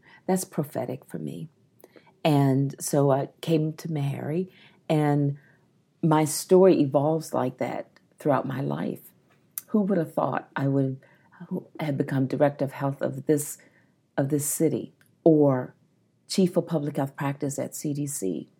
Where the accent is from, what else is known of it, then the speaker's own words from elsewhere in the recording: Maryland, United States; I remember I'm from the Eastern Shore of Maryland